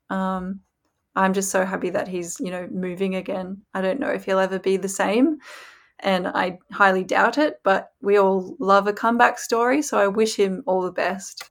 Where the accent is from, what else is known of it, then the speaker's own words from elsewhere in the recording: Australia; I'm from Australia